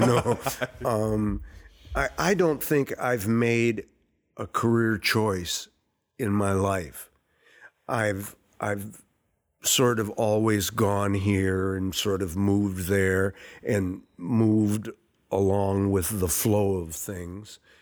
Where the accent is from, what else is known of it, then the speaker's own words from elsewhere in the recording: Saint Paul, Minnesota, United States; I grew up uh, right in this area where the theater is